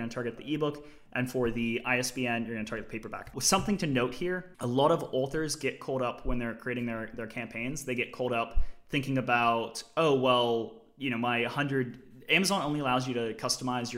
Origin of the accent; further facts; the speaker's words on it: Australia; as a kid, I grew up in Australia, and I had grandparents in Michigan. My mother's American